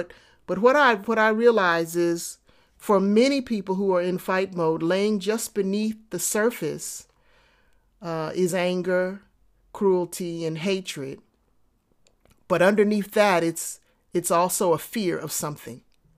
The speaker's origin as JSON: {"language": "English", "town": "New York City", "region": "New York", "country": "United States", "tie": "born or raised there", "said": "I grew up in New York City in the projects, and there were many occasions where I got into fights."}